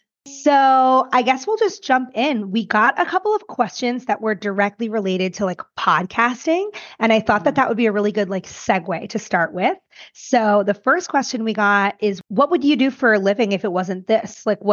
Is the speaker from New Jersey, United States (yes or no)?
yes; Bayonne, New Jersey, United States; I grew up in the city of Bayonne. So let me tell you, there's some Jersey in Bayonne.